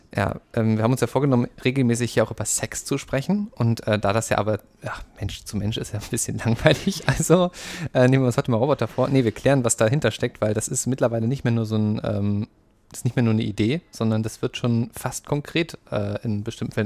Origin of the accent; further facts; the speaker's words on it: Saxony, Germany; ich komme aus Sachsen